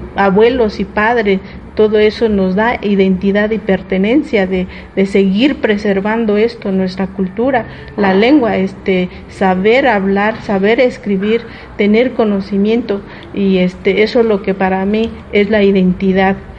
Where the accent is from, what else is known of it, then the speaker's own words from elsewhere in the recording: State of Mexico, Mexico; nosotros los eh, indígenas mazaguas y otomíes que estamos aquí en el Estado de México